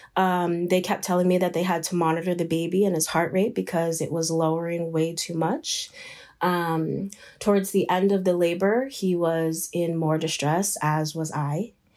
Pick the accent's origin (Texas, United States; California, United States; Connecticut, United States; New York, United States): New York, United States; Shinnecock Nation, eastern Long Island; I am from the Shinnecock Nation. We are located on the eastern end of Long Island, um, in New York. I am born and raised here.